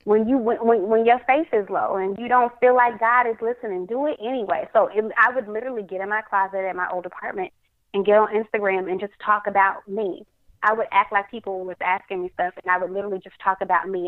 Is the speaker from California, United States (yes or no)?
no; Dallas, Texas, United States; in Dallas, my hometown